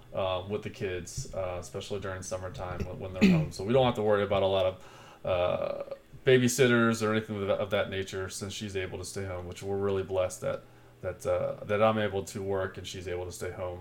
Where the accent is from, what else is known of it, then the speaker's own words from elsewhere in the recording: Cincinnati, Ohio, United States; I was born and raised here in the Queen City of Cincinnati, Ohio.